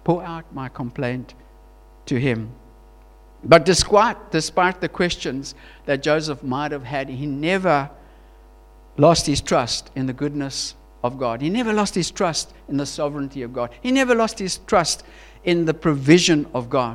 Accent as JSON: {"language": "English", "town": "Queenstown", "region": "Eastern Cape", "country": "South Africa", "also_born_or_lived": "Johannesburg, South Africa", "moved": "as an adult", "said": "we're from Queenstown"}